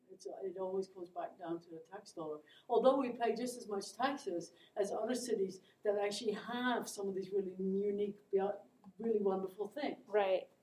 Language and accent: English; Netherlands; moved away as an adult; now in Lethbridge, Canada; I born and raised in Holland. Yeah. Um, and didn't come to Canada until later in my life.